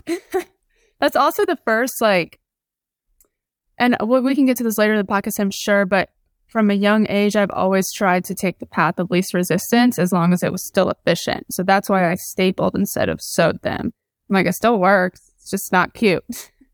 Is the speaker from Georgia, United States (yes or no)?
yes; Atlanta, Georgia, United States; moved away as an adult; also born or lived in South Carolina; I grew up in Atlanta, Georgia